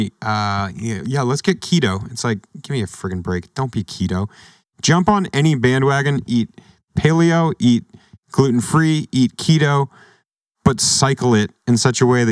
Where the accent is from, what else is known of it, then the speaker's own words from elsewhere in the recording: New Hampshire, United States; I'm from New Hampshire